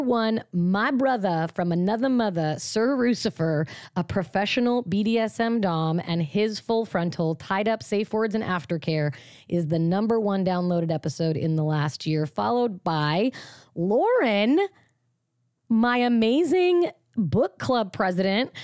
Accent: Washington, United States; Washington, my home state

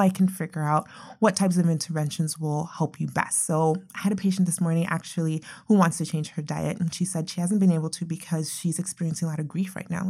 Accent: Nigeria; moved away; I'm originally from Nigeria

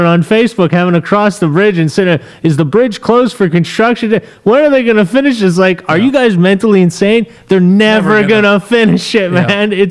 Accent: Montreal, Quebec, Canada; moved away as an adult; also born or lived in Los Angeles, United States; now in Florida, United States; we're both from Montreal

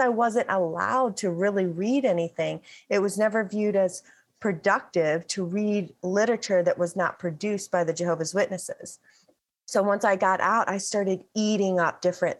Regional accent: the Bible Belt, United States; The section of America that I live in is referred to as the Bible Belt. The town, my hometown, is referred to as the buckle of the Bible Belt

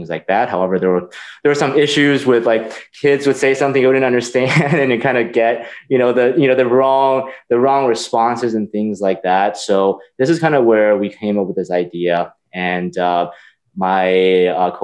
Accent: California, United States; I grew up in California, and I always worked in technology

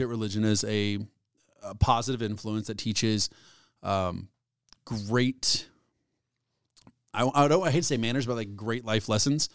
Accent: United States; I'm an American

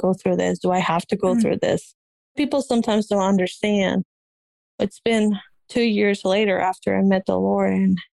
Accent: Peru; English is a second language; moved away; I came from Peru and didn't know any English. I had to learn English

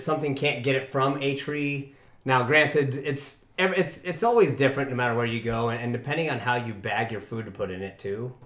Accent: Evergreen, Colorado, United States; I grew up in Evergreen.

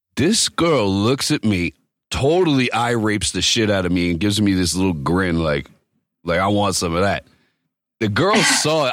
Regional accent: East Coast, United States; moved away; I grew up on the East Coast

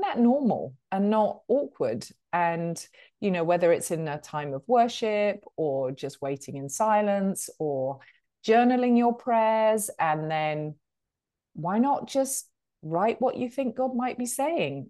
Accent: United Kingdom; accent: British; moved away as an adult; now in Charlotte, United States; as you can tell from the accent, um, I'm a Brit

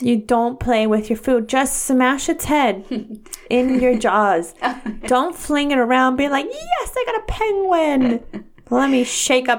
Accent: California, United States; I was born in California, so I'm automatically a US citizen

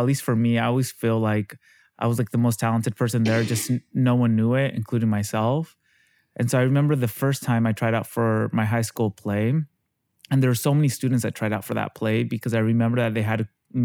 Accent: Yakima, Washington, United States; also born or lived in London; now in New York, United States; I grew up in Yakima, Washington, Washington State.

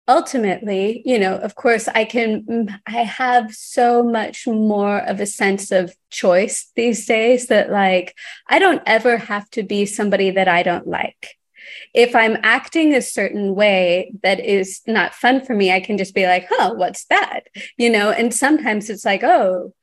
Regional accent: Texas, United States; growing up in Texas

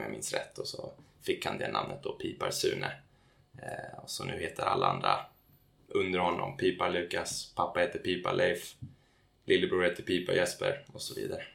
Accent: Täby, Stockholm County, Sweden; also born or lived in United States; mina grabbar hemma i Täby

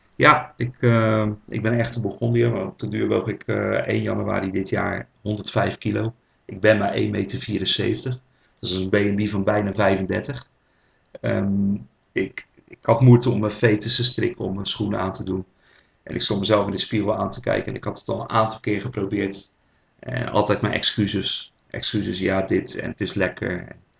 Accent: Rotterdam, South Holland, Netherlands; accent: Rotterdam; geboren in Rotterdam, zoals jullie wel kunnen horen aan mijn eh, accent.

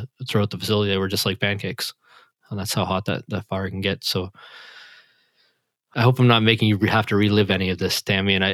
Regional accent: Canada; I'm Canadian

